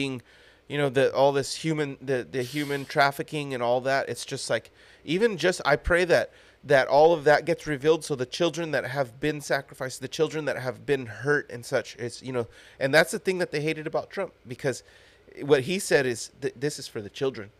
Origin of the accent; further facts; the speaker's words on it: United States; as an American